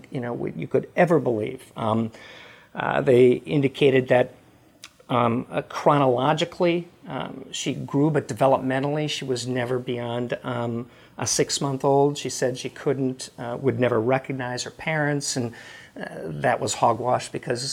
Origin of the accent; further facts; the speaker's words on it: Midwest, United States; also born or lived in Memphis; now in Dallas, United States; I was raised in the Midwest, a blue-collar family, grew up in the Catholic faith